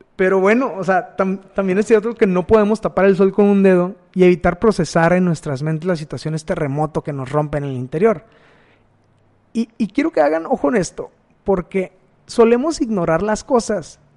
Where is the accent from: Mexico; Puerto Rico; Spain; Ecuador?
Mexico; Matamoros, Tamaulipas; moved away as an adult; also born or lived in El Salto, Durango; now in Monterrey, Mexico; yo soy nacido en Matamoros, Tamaulipas y que ahí viví 18 años